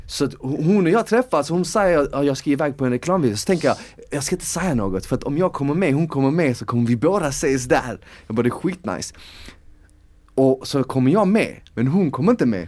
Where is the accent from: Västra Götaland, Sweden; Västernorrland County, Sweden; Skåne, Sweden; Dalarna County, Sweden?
Skåne, Sweden; Malmö; moved away; när jag var yngre och bodde i Malmö